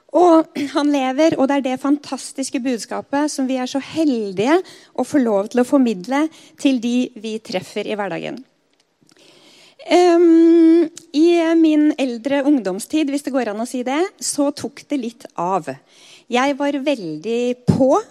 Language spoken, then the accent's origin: Norwegian; Skedsmokorset, Akershus, Norway; der jeg vokste opp på Skedsmokorset